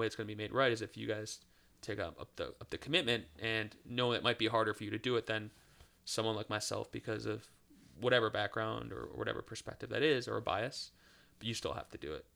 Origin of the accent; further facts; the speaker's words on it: Cleveland, Ohio, United States; now in Charlotte, United States; I'm from Cleveland, Ohio.